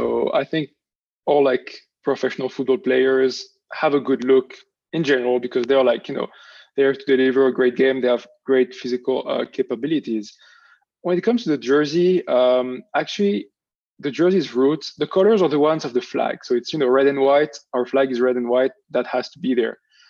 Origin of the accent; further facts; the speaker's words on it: Monaco; moved away as an adult; now in New York City, United States; Oh, I'm from Monaco. Like, I grew up there, was born and raised there. And in terms of citizenship, I'm both French and Monégasque. It's like from each of my parents. My father is French. My mother is Monégasque. So I belong to both countries.